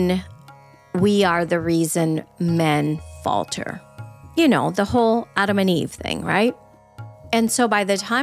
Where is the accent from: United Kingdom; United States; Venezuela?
Venezuela; I grew up in Venezuela